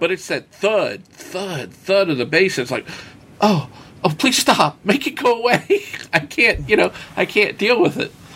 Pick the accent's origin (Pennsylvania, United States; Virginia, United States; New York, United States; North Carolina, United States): Virginia, United States; Winchester; right here in, in my hometown